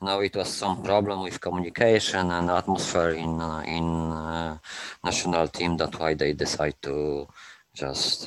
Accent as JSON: {"language": "English", "town": "Gdańsk", "region": "Pomeranian Voivodeship", "country": "Poland", "second_language": "English", "moved": "as an adult", "lives_now": "Copenhagen, Denmark", "said": "I am from Gdańsk. It's on the north."}